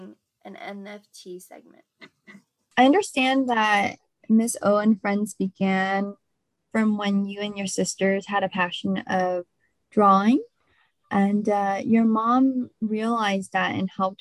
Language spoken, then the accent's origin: English; Seattle, Washington, United States; I grew up in Seattle, Washington